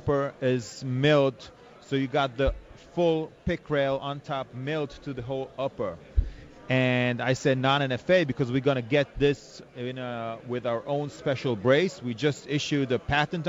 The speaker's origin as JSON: {"language": "English", "country": "Israel", "said": "from Israel"}